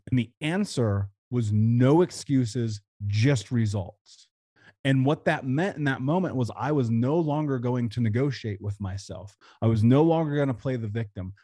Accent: Indianapolis, Indiana, United States; I grew up in Indianapolis

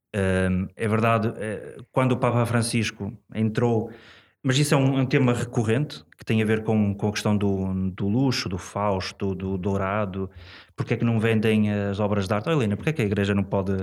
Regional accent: Portugal; sou, sou da cidade, sou daqui, de São Lázaro, portanto, sou aqui mesmo do, do, do centro.

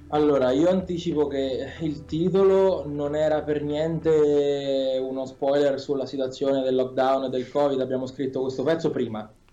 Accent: Spoleto, Umbria, Italy; noi veniamo da Spoleto, siamo i …

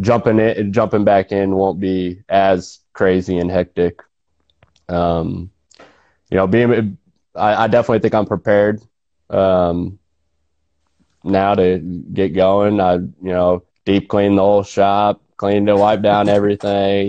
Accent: Nortonville, Kansas, United States; I'm from Nortonville. Uh, grew up there

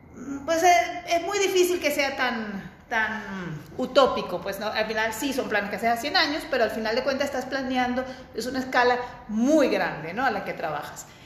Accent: Venezuela; moved away as an adult; also born or lived in Barcelona; Yo soy venezolana.

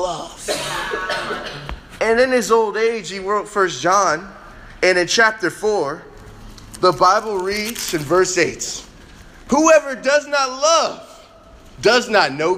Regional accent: Chicago, Illinois, United States; Me growing up in Chicago

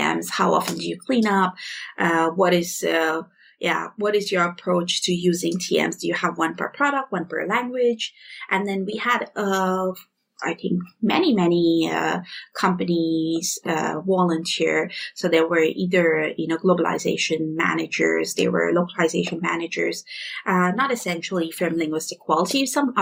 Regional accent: India; moved away; I'm from India

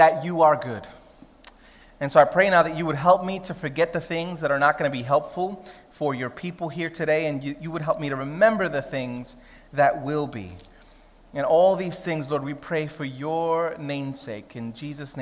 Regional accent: New York City, New York, United States; moved away as an adult; now in Sydney, Australia; I'm Puerto Rican, she's Greek-Egyptian, I grew up in Brooklyn

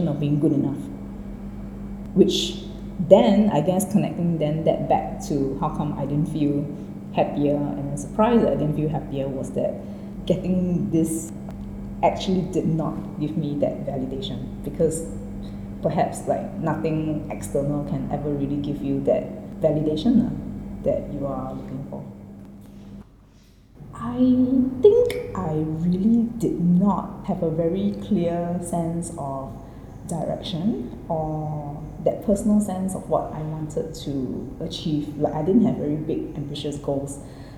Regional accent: Singapore; also born or lived in Delft, Netherlands; I was born in the Netherlands. Across my siblings, I'm the only one to be born outside of Singapore

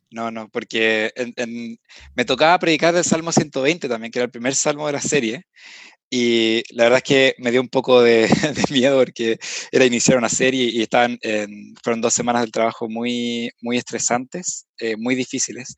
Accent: Viña del Mar, Valparaíso, Chile; moved away as an adult; now in Santiago, Chile; ambos somos de Viña

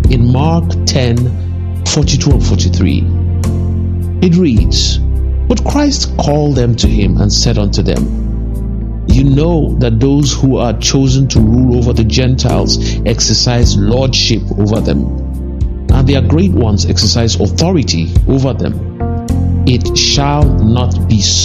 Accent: Nigeria; as a Nigerian

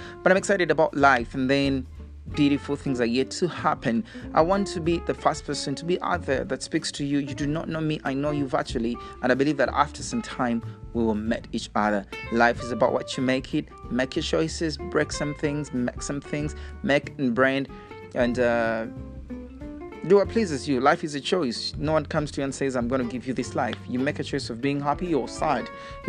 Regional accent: Uganda; I am from Africa, and then I'm a Ugandan by national and citizen and declaration.

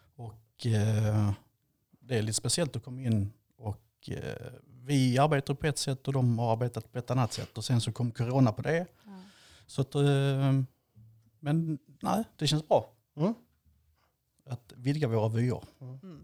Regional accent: Landskrona, Skåne, Sweden; moved away as an adult; now in Falkenberg, Sweden; född och uppvuxen i Landskrona

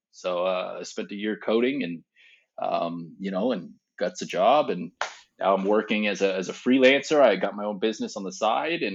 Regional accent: Bothell, Washington, United States; moved away as an adult; also born or lived in Pullman, Washington / Farmington, Missouri; I grew up in Bothell, stayed out there for a while.

